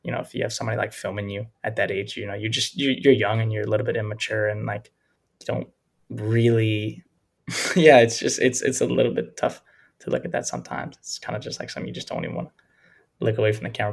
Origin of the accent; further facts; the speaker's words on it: Louisiana, United States; where I grew up mm-hmm. in Louisiana